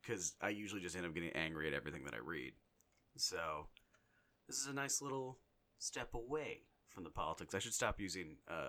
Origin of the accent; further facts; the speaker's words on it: Ireland; It happened when I was born, because I'm Irish.